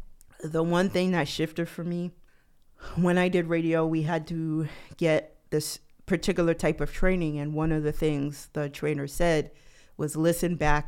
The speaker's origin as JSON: {"language": "English", "region": "New York", "country": "United States", "tie": "born or raised there", "said": "I'm from New York, born and raised, but I do not have what people think of as a New York accent."}